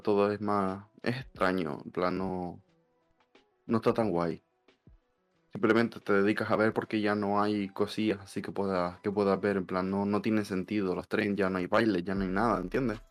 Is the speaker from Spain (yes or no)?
yes; Canary Islands, Spain; soy de Canarias, que soy de España